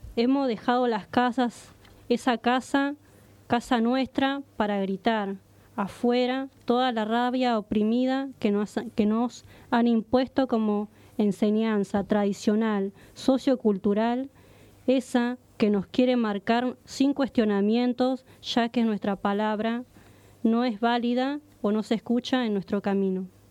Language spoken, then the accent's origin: Spanish; San Isidro, Buenos Aires Province, Argentina; soy de acá, de, del barrio acá de, San Isidro, digo, de acá, de Argentina